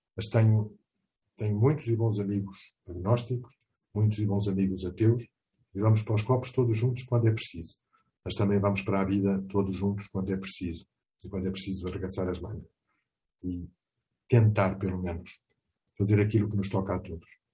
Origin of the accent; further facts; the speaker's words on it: Portugal; also born or lived in Mozambique; Tenho Portugal, onde eu nasci, e com muito orgulho